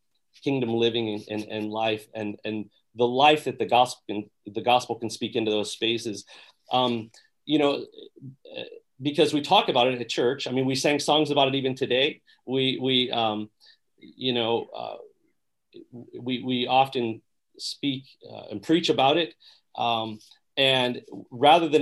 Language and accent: English; Three Rivers, Michigan, United States; also born or lived in Kalamazoo, Michigan / Berrien Springs, Michigan; I was actually from Three Rivers